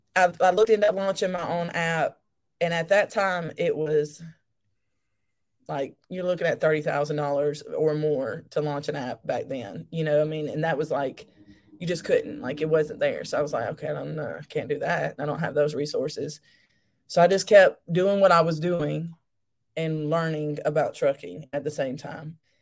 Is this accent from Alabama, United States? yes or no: yes; Alabama, United States; I'm actually from Alabama. Um, that's where I'm still at.